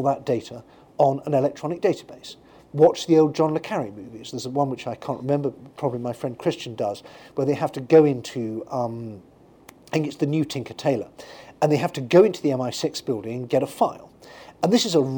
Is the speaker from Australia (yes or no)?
no; United Kingdom; When I grew up in Britain